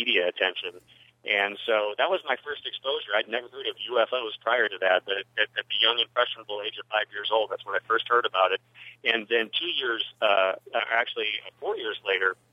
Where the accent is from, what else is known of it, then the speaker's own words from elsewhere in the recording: Midwest, United States; moved away as an adult; now in Albuquerque, United States; since I was a young man growing up in the Midwest back in the 1970s